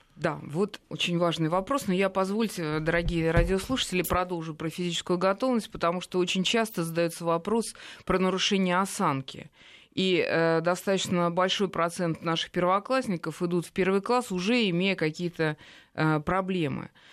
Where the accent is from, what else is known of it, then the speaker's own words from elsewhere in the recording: Russia; я вот из России